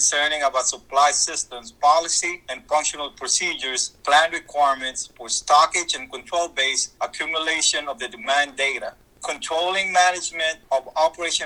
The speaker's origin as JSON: {"language": "English", "country": "Philippines", "tie": "born or raised there", "also_born_or_lived": "San Diego, California", "moved": "yes", "said": "I was born and raised in the Philippines and migrated in San Diego, California."}